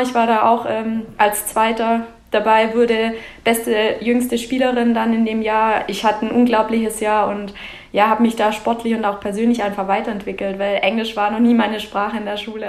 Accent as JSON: {"language": "German", "area": "Mietingen", "region": "Baden-Württemberg", "country": "Germany", "tie": "born or raised there", "said": "Ich komme genau aus Meeting. Das liegt äh, zwischen Laupheim und Biberach, also im schönen Schwabenland und ja, mitten auf dem Dorf."}